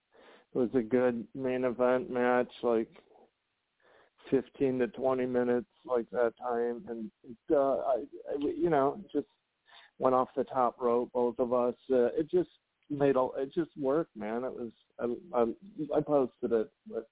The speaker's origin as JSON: {"language": "English", "town": "Hammond", "region": "Indiana", "country": "United States", "tie": "born or raised there", "said": "the Hammond Civic Center, like my hometown."}